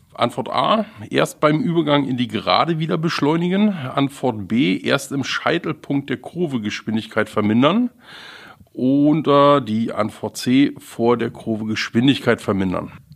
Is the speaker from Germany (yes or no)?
yes; southeast Brandenburg, Germany; now in Schleswig-Holstein, Germany; da, wo ich herkomme, aus dem Südostbrandenburg